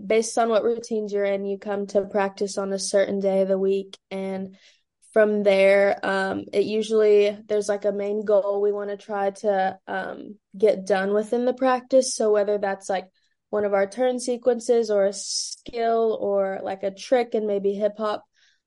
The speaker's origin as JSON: {"language": "English", "town": "London", "region": "Kentucky", "country": "United States", "tie": "born or raised there", "lives_now": "Louisville, United States", "said": "my hometown is London, Kentucky, which is about 2 hours south of Louisville."}